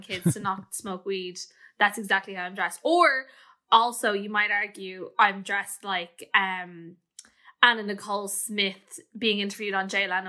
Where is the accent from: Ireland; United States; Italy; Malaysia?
Ireland; Clonee, County Meath; when I was growing up in Clonee